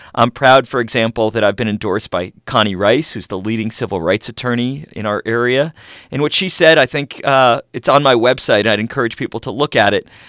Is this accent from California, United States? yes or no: yes; Los Angeles, California, United States; I grew up in Los Angeles, and I left for college and law school, moved back here with my wife